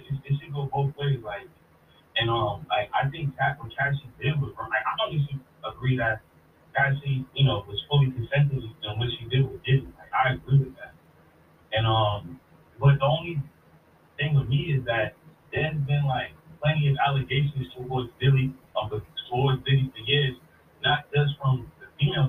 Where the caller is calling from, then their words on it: Woonsocket, Rhode Island, United States; I'm calling from Woonsocket, Rhode Island.